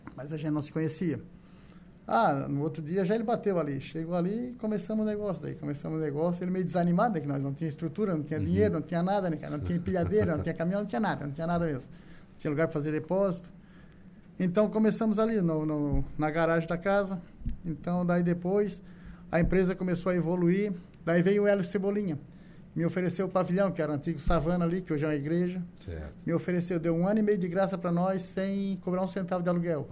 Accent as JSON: {"language": "Portuguese", "area": "Rio dos Anjos", "region": "Santa Catarina", "country": "Brazil", "tie": "born or raised there", "said": "eu me criei na lavoura, nasci no Rio dos Anjos"}